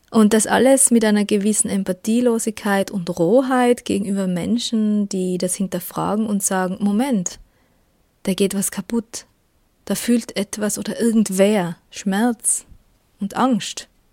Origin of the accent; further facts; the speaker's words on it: Tyrol, Austria; accent: Tyrolean; ich komme aus Österreich und produziere dort eine vegane Radiosendung und einen veganen Podcast. Genauer lebe ich in Tirol, man hört es auch